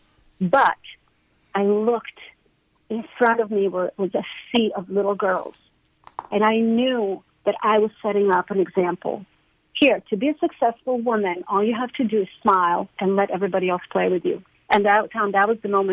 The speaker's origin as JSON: {"language": "English", "country": "Croatia", "tie": "born or raised there", "moved": "as an adult", "lives_now": "United States", "said": "I grew up in Croatia"}